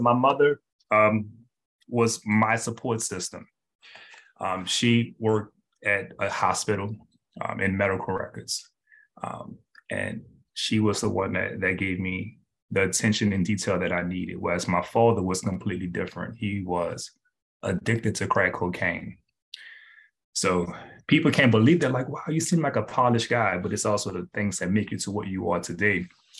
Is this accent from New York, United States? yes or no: no; New Orleans, Louisiana, United States; born there; So I was born in New Orleans, Louisiana.